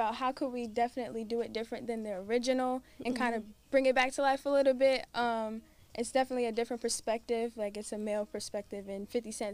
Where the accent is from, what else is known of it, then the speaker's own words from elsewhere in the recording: Delaware, United States; now in Atlanta, United States; I'm from Delaware